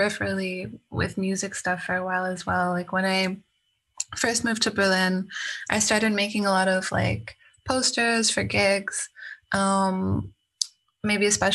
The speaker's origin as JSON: {"language": "English", "country": "Canada", "moved": "yes", "said": "I'm from Canada originally"}